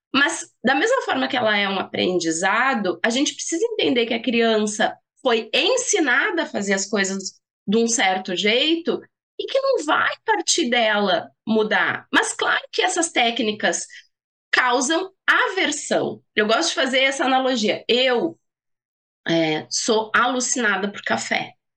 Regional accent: Rio Grande do Sul, Brazil; como boa gaúcha

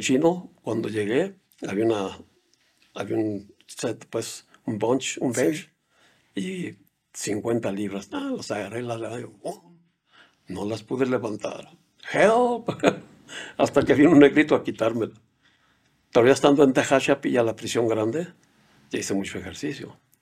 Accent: Mexico; moved away as an adult; also born or lived in United States; soy de México, no hablo inglés

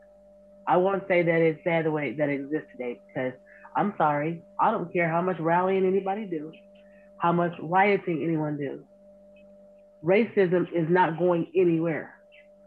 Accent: United States; I was born and raised in the Bottoms

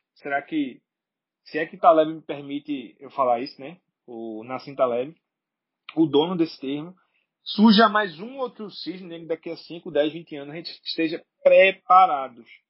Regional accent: Brazil; sou brasileiro

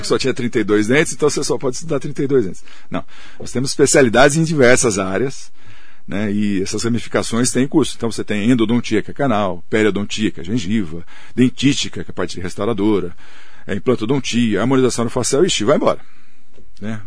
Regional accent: Mogi das Cruzes, São Paulo, Brazil; sou de Mogi, fiquei lá

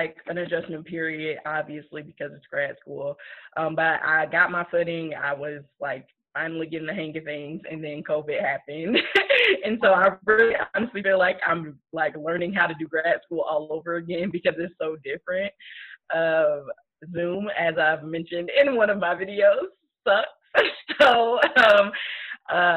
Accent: Chicago, Illinois, United States; moved away as an adult; now in Columbia, United States; I'm originally from Chicago, but I have been in the Columbia, Missouri area for the past 6 years.

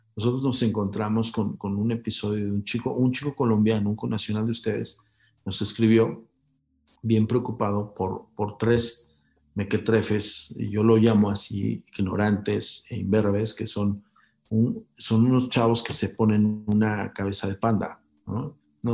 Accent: Mexico; como decimos aquí en México

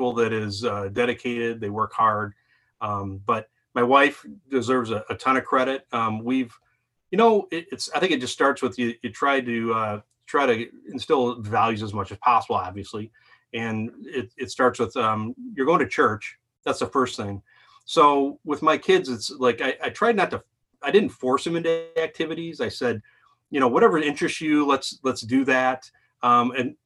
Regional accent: Lake Orion, Michigan, United States; Lake Orion

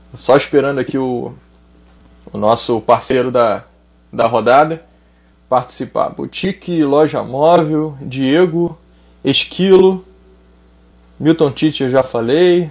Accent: Rio de Janeiro, Brazil; estado do Rio de Janeiro, minha terra natal

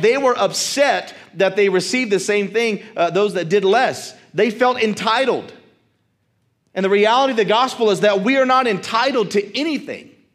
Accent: United States; Our American mindset

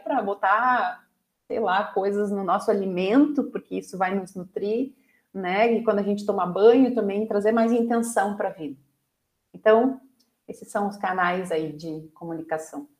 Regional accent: Brazil; como brasileiros

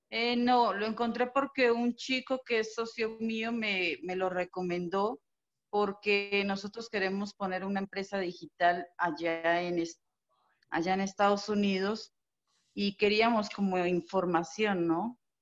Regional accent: Colombia; now in Mexico; yo vivo acá en México, pero soy colombiana

